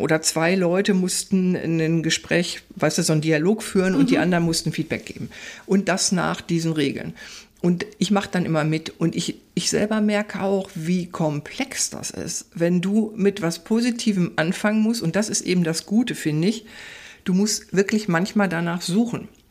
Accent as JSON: {"language": "German", "area": "Ruhr area", "region": "North Rhine-Westphalia", "country": "Germany", "said": "ich komme ja aus dem Pott. Ruhrpott sozusagen, ja. aus dem Kohlenpott"}